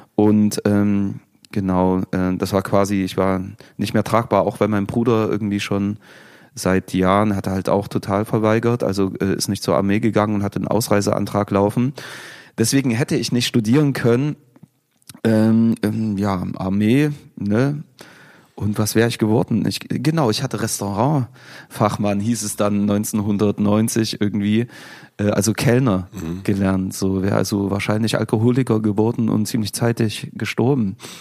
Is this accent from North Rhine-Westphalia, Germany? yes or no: no; Chemnitz, Saxony, Germany; also born or lived in Leipzig